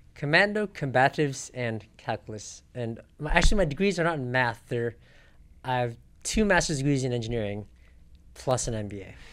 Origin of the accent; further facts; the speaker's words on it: South Pasadena, California, United States; also born or lived in Riverside, California / Sendai, Japan; I grew up in South Pasadena